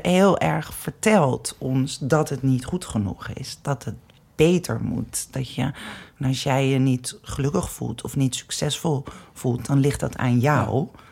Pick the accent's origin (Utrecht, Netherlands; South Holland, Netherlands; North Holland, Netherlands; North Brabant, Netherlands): North Holland, Netherlands; Amsterdam; ik ben zelf ook geboren in de Wolvenstraat, in de Negen Straatjes